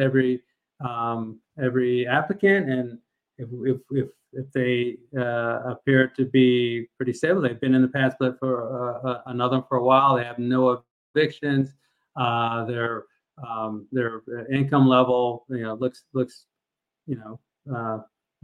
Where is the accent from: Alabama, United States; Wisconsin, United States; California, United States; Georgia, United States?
Georgia, United States; Kennesaw; I grew up in Kennesaw